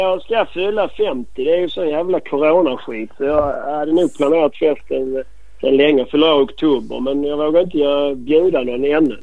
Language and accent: Swedish; Malmö, Skåne, Sweden; accent: skånska; now in Bromölla, Sweden; Jag är väl mer Malmöbo